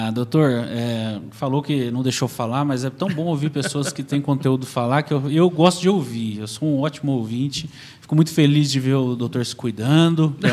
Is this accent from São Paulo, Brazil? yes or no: no; Cuiabá, Mato Grosso, Brazil; now in Marília, Brazil; O doutor veio de Tupã, eu vim de Cuiabá, no Mato Grosso, a família veio para